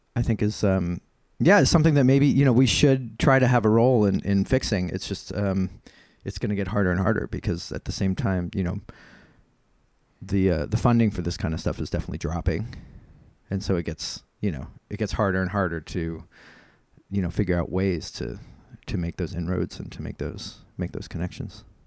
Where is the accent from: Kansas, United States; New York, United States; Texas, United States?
New York, United States; I'm from New York and not, I'm from the United States